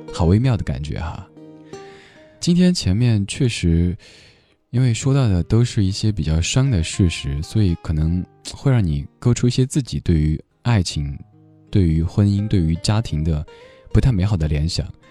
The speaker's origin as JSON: {"language": "Chinese", "region": "Sichuan", "country": "China", "accent": "Sichuanese", "moved": "yes", "lives_now": "Beijing, China", "said": "用我们四川话讲"}